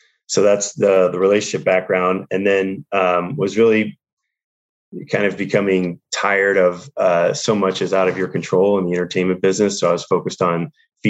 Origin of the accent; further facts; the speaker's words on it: St. Louis, Missouri, United States; moved away as an adult; now in Los Angeles, United States; I was born and raised in St. Louis. So I'm Midwest, St. Louis, Missouri. And then I moved out to LA, at 23